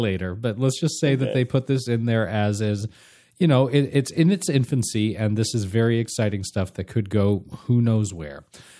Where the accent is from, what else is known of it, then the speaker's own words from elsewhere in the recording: California, United States; Well, I grew up in Southern California.